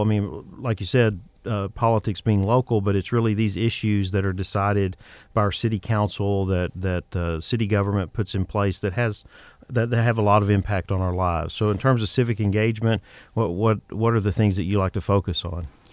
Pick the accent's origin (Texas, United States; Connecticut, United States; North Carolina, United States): Texas, United States; moved away as an adult; also born or lived in Boston / New York City; I'm originally from Texas, but I lived in Boston and New York City.